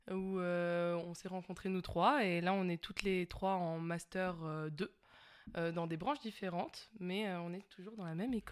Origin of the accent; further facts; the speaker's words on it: Lille, Hauts-de-France, France; moved away as an adult; now in Annecy, France; de Lille. Exactement, je viens du nord de la France. Je suis arrivée sur Annecy